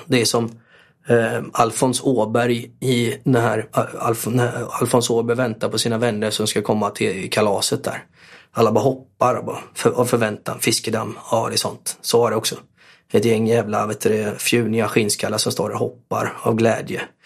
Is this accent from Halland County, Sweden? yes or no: no; Borås, Västra Götaland, Sweden; Jag var till viss del uppväxt på Norrby och till viss del eh, avskärmad från Norrby för eh, morsan bodde på Sjöbo